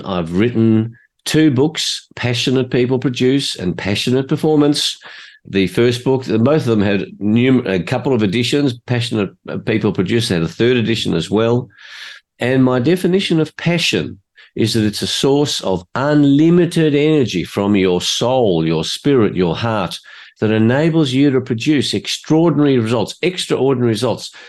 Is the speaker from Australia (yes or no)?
yes; Australia; I was born in Australia. My parents were both migrants from Hungary